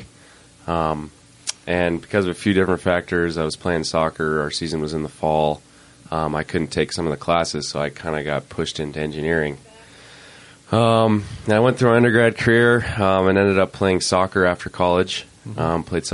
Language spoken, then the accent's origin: English; Idaho Falls, Idaho, United States; My team from my hometown was actually pretty good, so we, won state a couple times